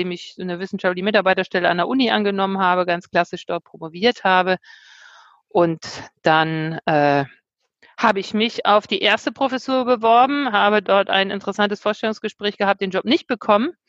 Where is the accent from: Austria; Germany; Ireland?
Germany; Bremen; moved away as an adult; also born or lived in London, United Kingdom; also, ähm, ich bin ein äh, Akademikerkind, ähm, aufgewachsen in Bremen, ähm, habe Abitur gemacht, bin dann mangels Zukunftsideen nach London gegangen, habe dort erstmal gejobbt, dann irgendwann auch in England, London studiert.